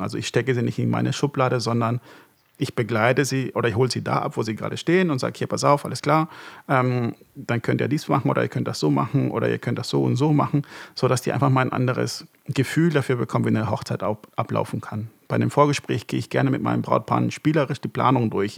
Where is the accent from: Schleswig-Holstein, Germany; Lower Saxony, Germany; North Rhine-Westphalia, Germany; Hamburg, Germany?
Hamburg, Germany; moved away as an adult; also born or lived in Marburg; ich bin in Hamburg groß geworden